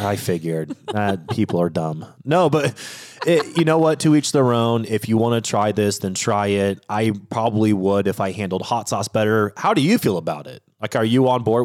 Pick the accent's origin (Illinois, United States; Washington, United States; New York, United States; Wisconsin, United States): Washington, United States; I grew up in Washington State